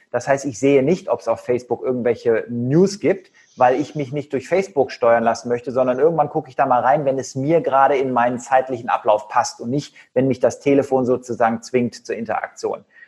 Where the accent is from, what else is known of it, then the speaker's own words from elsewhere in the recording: Cologne, North Rhine-Westphalia, Germany; also born or lived in Leverkusen; Ich komme ja aus Köln